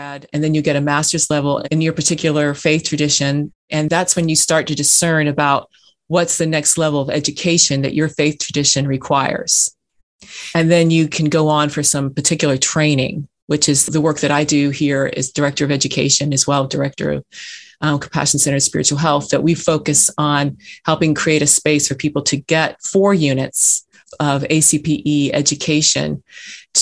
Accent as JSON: {"language": "English", "region": "California", "country": "United States", "tie": "born or raised there", "also_born_or_lived": "Georgia", "moved": "as an adult", "said": "I was raised in California in United Church of Christ"}